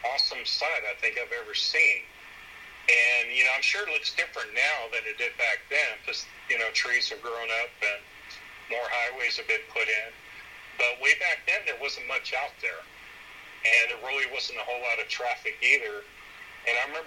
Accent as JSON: {"language": "English", "town": "San Antonio", "region": "Texas", "country": "United States", "tie": "born or raised there", "also_born_or_lived": "San Angelo, Texas", "said": "I grew up in San Antonio. I was born there"}